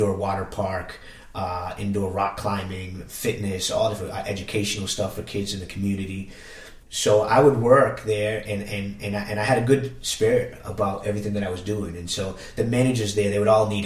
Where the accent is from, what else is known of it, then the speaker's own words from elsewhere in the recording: Worcester, Massachusetts, United States; moved away as an adult; also born or lived in Boston; I grew up in Worcester, Massachusetts. I don't live in Worcester, Massachusetts. I moved away from all of it.